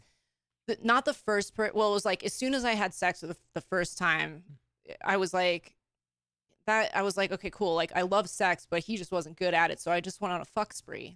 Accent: Long Island, New York, United States; moved away as an adult; now in West Coast, United States; I was born and raised in New York

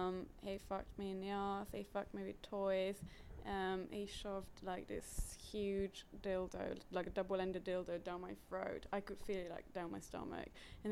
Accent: Italy; Yeah. I'm from Italy.

